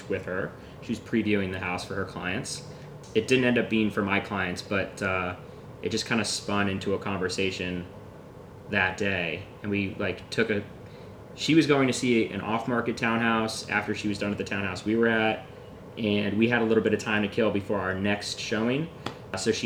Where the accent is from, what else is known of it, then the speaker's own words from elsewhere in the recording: Juno Beach, Florida, United States; moved away as an adult; now in New York City, United States; I grew up in Florida.